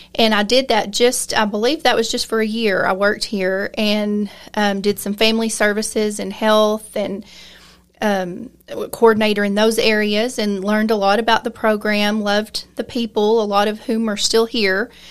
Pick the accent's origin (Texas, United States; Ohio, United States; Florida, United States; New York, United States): Texas, United States; Lamesa; I was raised here in La Mesa, grew up here